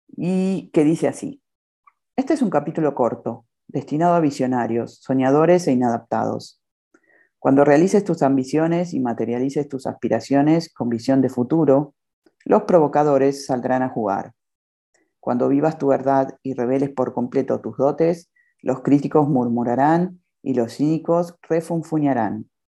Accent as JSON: {"language": "Spanish", "region": "Buenos Aires", "country": "Argentina", "moved": "yes", "lives_now": "Cancún, Mexico", "said": "Soy argentina, de Buenos Aires, y ahora resido en Cancún, México"}